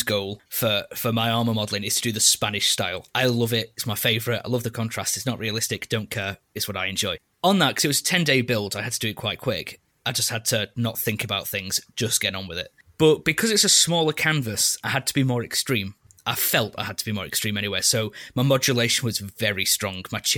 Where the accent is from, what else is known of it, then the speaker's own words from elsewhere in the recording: England, United Kingdom; being an Englishman